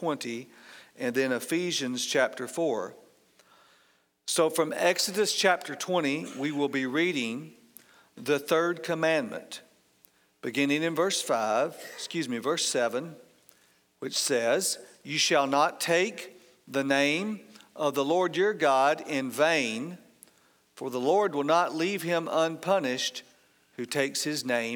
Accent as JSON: {"language": "English", "area": "outside of Atlanta", "region": "Georgia", "country": "United States", "tie": "born or raised there", "said": "I grew up outside of Atlanta"}